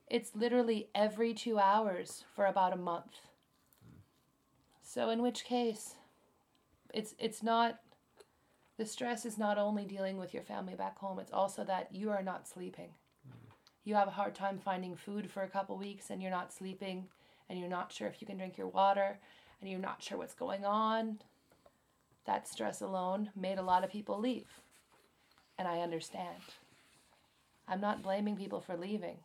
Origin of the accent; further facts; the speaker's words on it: United States; now in Japan; I'm American